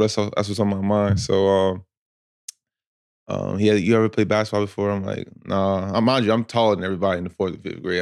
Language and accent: English; Asbury Park, New Jersey, United States; I'm from Asbury Park, New Jersey